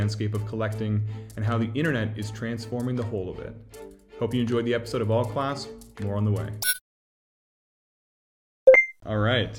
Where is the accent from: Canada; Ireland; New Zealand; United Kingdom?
Canada; Toronto, Ontario; I'm from Toronto